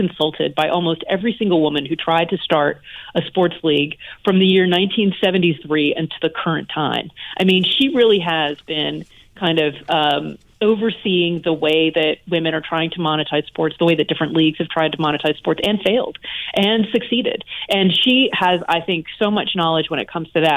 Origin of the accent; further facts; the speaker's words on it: the South, United States; moved away; also born or lived in New York City; I was raised in the South